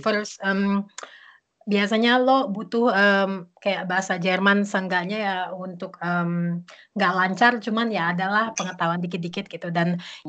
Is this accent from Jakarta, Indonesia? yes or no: yes; Jakarta, Indonesia; moved away as an adult; also born or lived in Beijing, China / Bali, Indonesia; now in Berlin, Germany; gue dari Jakarta sebenarnya, um, lahir di Jakarta